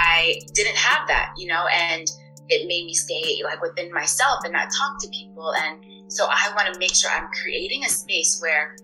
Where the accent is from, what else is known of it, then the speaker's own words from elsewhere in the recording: United States; also born or lived in Thailand; I'm a first generation American, so my parents were born and raised in West Africa, Cameroon specifically.